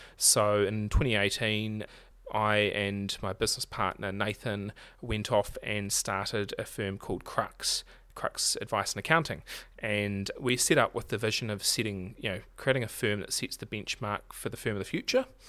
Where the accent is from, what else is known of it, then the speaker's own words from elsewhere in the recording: Marlborough, New Zealand; now in Nelson, New Zealand; I'm originally from Marlborough